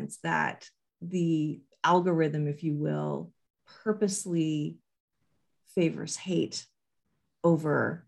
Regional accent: Canada; as a Canadian

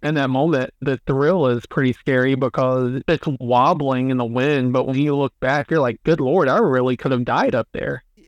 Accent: near the Appalachians, United States; growing up near the Appalachians is uh, there's a mm-hmm. lot of really cool places to check out, not just in southwestern Virginia

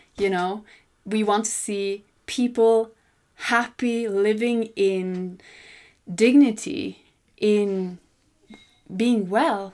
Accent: Sweden; moved away as an adult; also born or lived in Congo / Mali; I love coming home to Sweden

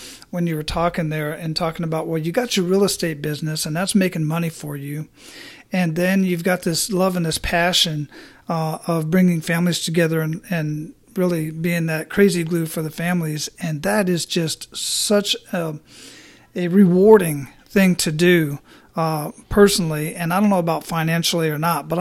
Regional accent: Phoenix, Arizona, United States; also born or lived in Hawaii; now in Florida, United States; I grew up in Phoenix, Arizona

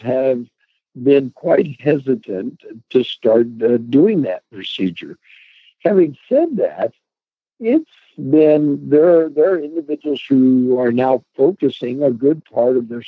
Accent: Delaware, Ohio, United States; I grew up in Delaware, Ohio

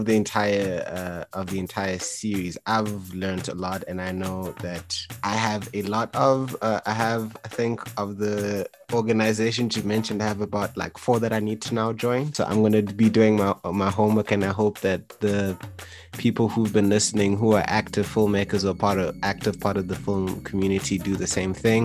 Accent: Kenya; I grew up in Kenya and Generations was on in Kenya as a primetime show.

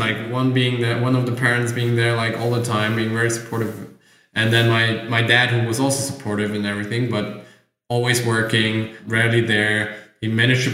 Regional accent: Germany; I grew up in Germany in a little village near Frankfurt, like 80 kilometers from Frankfurt

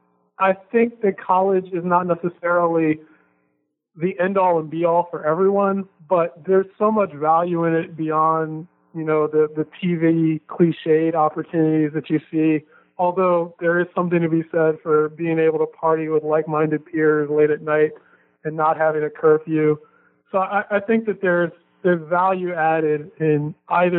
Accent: Baltimore, Maryland, United States; where I grew up in Baltimore City

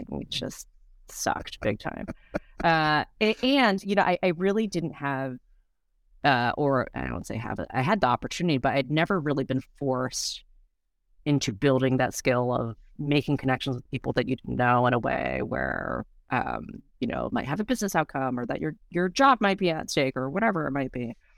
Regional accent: United States; I was born here in the States. My parents are both, um, from Taiwan

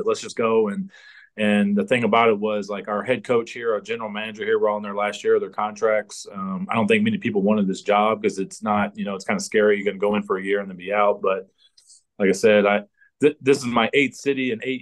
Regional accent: United States; moved away as an adult; now in Canada; as an American

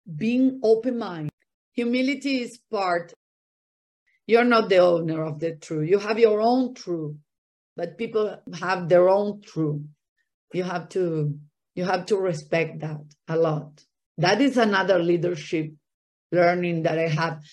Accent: Buenos Aires, Argentina; English is a second language; moved away as an adult; also born or lived in Miami; now in Brazil; I was born and raised in Argentina, in Buenos Aires

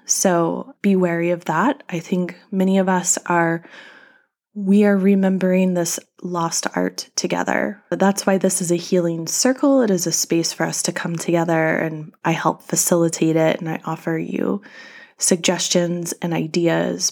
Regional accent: North Carolina, United States; my home state of North Carolina

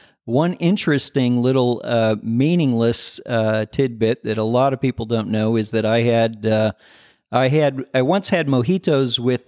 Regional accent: Michigan, United States; also born or lived in Indiana; I grew up in, I was born in Michigan. We moved around a bit when I was a kid, ended up back in Michigan, lived in northern Indiana and southern Michigan.

